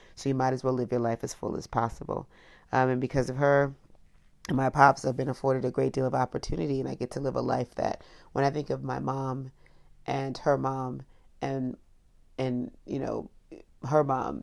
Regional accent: Miami, Florida, United States; also born or lived in Washington, D.C.; I was growing up in Florida, particularly Miami

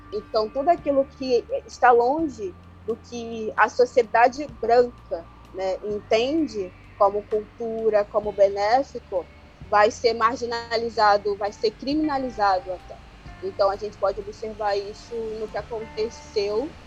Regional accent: Angola; now in Brazil; Eu sou angolana, eu tô em diáspora, que é fora do continente, já fazem 21 anos

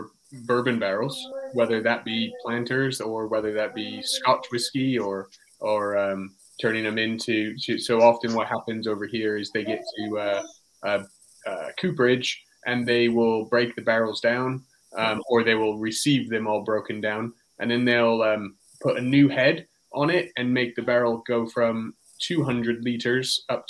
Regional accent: California, United States; now in England, United Kingdom; I'm from California, and I live in England

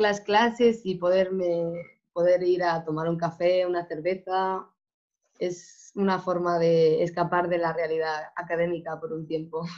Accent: Spain; moved away as an adult; now in Porto, Portugal; mi universidad en España

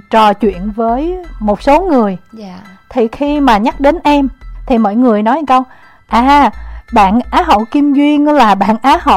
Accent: Ben Cau, Tây Ninh, Vietnam; quê em ở Tây Ninh

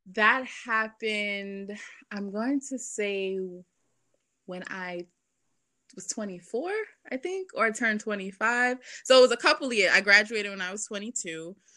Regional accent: New York City, New York, United States; also born or lived in Boston; I grew up in Brooklyn, um, in Bed Stuy

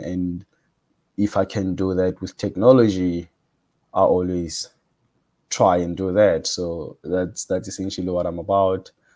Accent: Cape Town, Western Cape, South Africa; I'm from South Africa, Cape Town

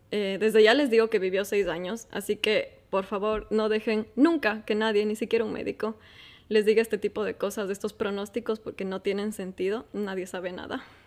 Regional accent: Ecuador; moved away as an adult; now in Qatar; soy ecuatoriana

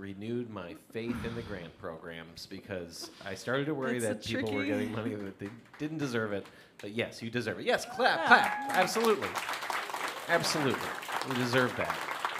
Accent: Ontario, Canada; now in Nova Scotia, Canada; we both live here, and we're both from Ontario.

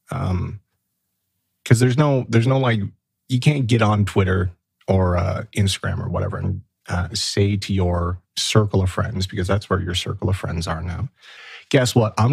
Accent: Canada; Look, I'm Canadian.

